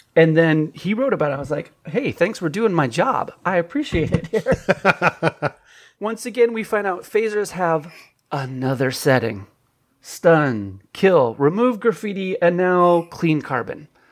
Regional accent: California, United States; I'm from California

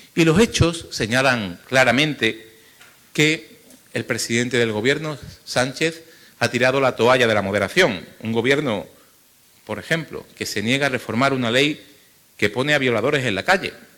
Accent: Málaga, Andalusia, Spain; en mi ciudad, en Málaga, en mi tierra

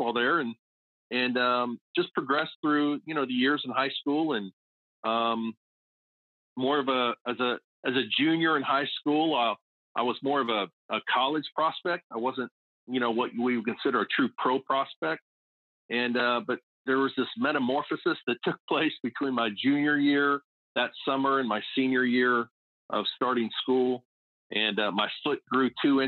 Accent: San Diego, California, United States; moved away as an adult; also born or lived in Fayetteville; I grew up in Southern California. And I was born and raised out there and lived the majority of my life down in the San Diego area

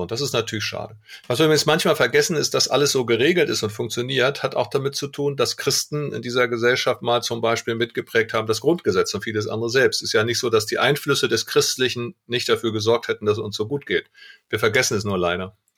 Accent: Germany; wir Deutschen

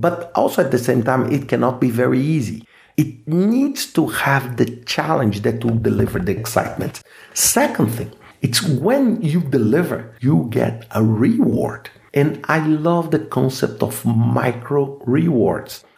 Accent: Brazil; first language Portuguese; English is a second language; I'm Brazilian, so I speak Portuguese as my mother tongue

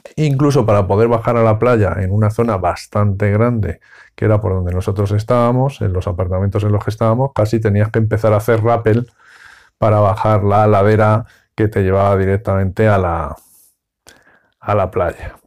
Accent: Cáceres, Extremadura, Spain; yo soy de Cáceres, la frontera está muy cerca

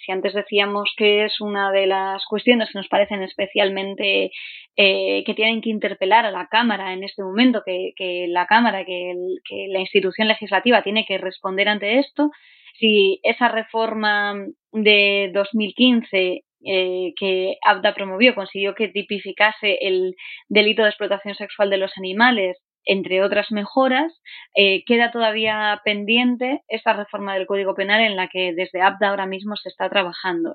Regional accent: Asturias, Spain; soy asturiana

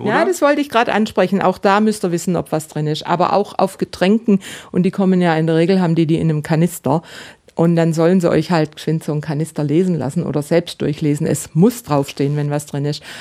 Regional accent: Baden-Württemberg, Germany; Und dann gibt es in meiner Heimat in Baden, da gibt es die Buberspitzle.

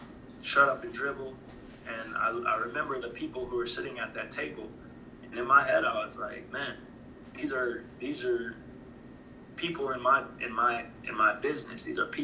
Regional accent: Jackson, Mississippi, United States; I know that my family comes from, my family is originally from Jackson, Mississippi. We are from the South.

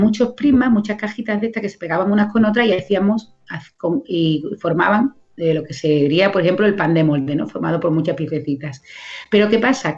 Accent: Coria del Río, Andalusia, Spain; un cole de aquí, de mi pueblo, de Corea del Río

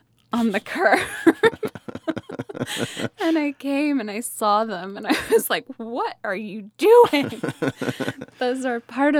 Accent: Nottingham, East Midlands, United Kingdom; also born or lived in Fort Wayne, Indiana; now in Ohio, United States; I'm originally from Nottingham in England, and my mom and I emigrated to the United States in 1998. We came on a H-1B two-year visa, and we originally came to Fort Wayne, Indiana.

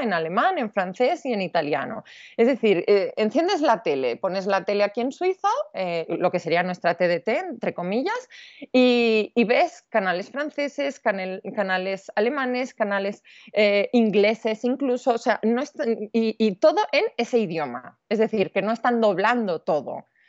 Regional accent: Spain; moved away as an adult; also born or lived in Switzerland; se entera que yo soy española

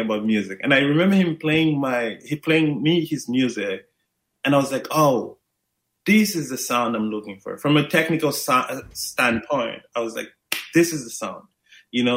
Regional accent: Maputo, Mozambique; I'm originally from Maputo, Mozambique, Southeast Africa.

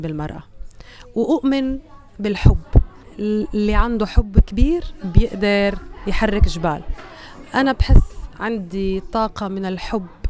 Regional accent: Syria; now in Australia; من سوريا

